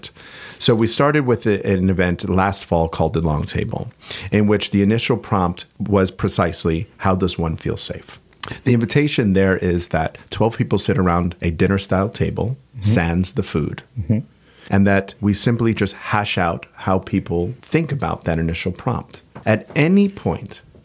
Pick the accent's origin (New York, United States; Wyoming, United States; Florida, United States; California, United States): New York, United States; New York City; I'm from Queens